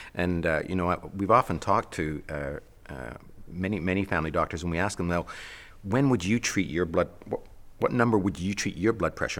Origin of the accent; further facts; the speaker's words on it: Canada; I'm a Canadian